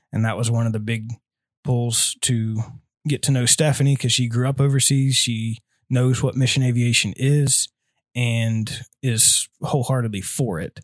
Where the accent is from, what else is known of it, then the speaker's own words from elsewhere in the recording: Lincoln, Nebraska, United States; So, I grew up in Lincoln, so I've been here all my life.